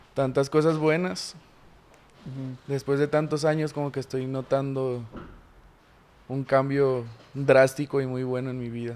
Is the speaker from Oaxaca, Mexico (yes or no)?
no; Guadalajara, Jalisco, Mexico; also born or lived in Tlaquepaque, Jalisco / Ciudad Aztlán, Jalisco; Soy originario de aquí de Guadalajara. Crecí en dos lugares distintos. Crecí en La Asunción, que es un barrio de ahí de Portlaquepaque. Y en Ciudad Aztlán, también otro barrio muy mentado aquí en Jalisco.